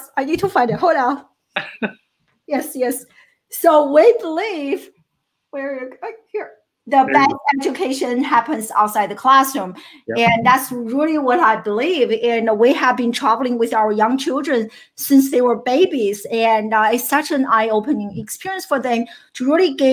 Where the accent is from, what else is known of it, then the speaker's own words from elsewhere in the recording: China; now in United States; I grew up in China